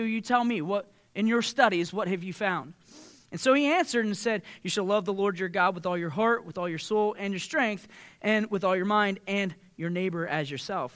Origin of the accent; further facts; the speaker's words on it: Southeastern Ohio, United States; growing up in Southeastern Ohio, we're, we're, we have a culture of win the argument